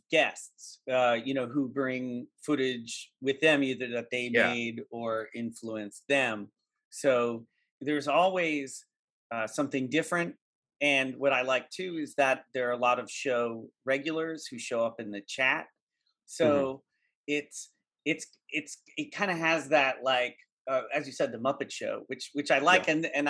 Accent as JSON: {"language": "English", "region": "East Coast", "country": "United States", "tie": "born or raised there", "moved": "yes", "said": "I grew up on the East Coast. I never watched Southern California TV growing up"}